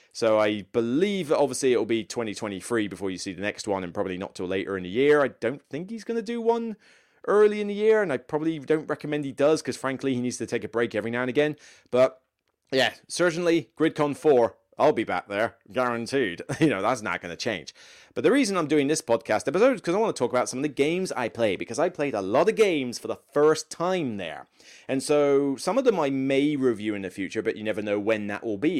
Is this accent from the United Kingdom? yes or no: yes; Taunton, South West England, United Kingdom; moved away as an adult; Taunton is my hometown.